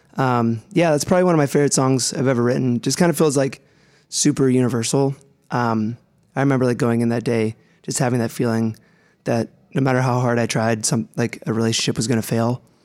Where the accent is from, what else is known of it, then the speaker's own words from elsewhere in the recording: Youngstown, Ohio, United States; moved away as an adult; I'm from Youngstown, Ohio. Uh, I went to college there and everything. Growing up